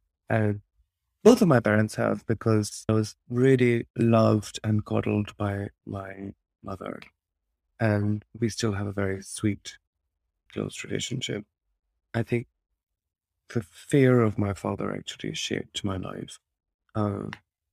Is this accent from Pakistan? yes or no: yes; Lahore, Punjab, Pakistan; But also I enjoy bearing that up with memories of growing up in Pakistan and Lahore, or the feeling of that excitement and fun in knowing both of these worlds.